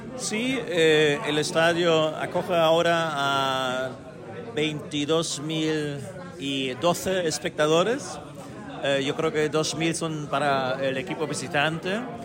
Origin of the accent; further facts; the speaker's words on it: Germany; el equipo de mi pueblo, de las afueras de, de Berlín